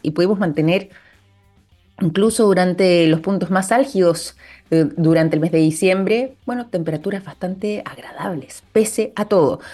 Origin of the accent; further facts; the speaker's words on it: Chile; nosotros como chilenos